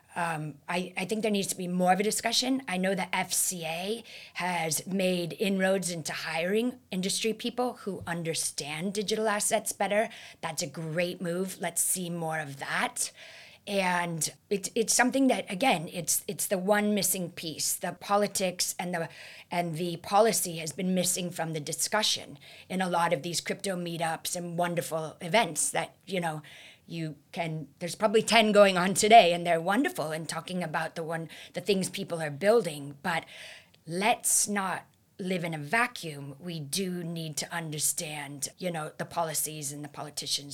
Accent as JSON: {"language": "English", "region": "California", "country": "United States", "tie": "born or raised there", "said": "my home state of California"}